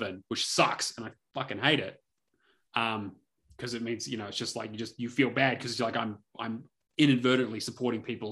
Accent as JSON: {"language": "English", "country": "New Zealand"}